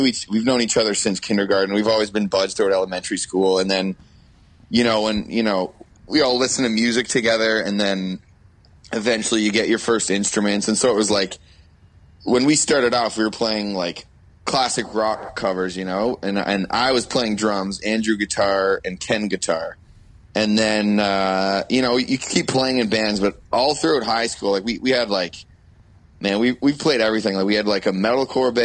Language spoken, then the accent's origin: English; Oakville, Ontario, Canada; I'll always say Oakville